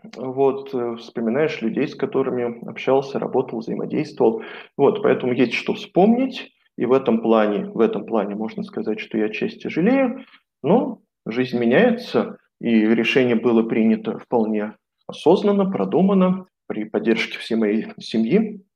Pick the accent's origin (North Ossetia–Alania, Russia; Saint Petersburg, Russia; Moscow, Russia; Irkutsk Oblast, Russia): Moscow, Russia; moved away as an adult; now in Banská Bystrica, Slovakia; я коренной москвич, жил в центре Москвы